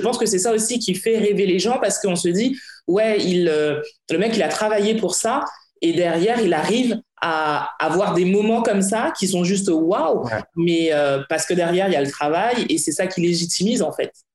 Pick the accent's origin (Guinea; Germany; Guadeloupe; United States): Guadeloupe; sur des petites îles comme chez nous, comme la Guadeloupe